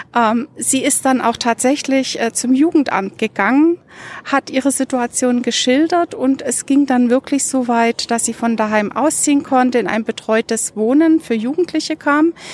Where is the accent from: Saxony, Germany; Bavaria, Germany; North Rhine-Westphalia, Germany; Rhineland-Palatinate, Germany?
Saxony, Germany; Dresden; moved away as an adult; now in Munich, Germany; Ich habe in Dresden gelebt und bin da zur Schule gegangen